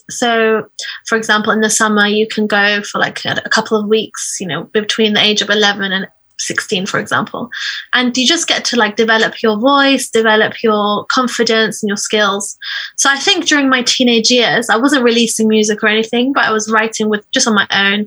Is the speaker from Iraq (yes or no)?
yes; Iraq; moved away; I'm from Iraq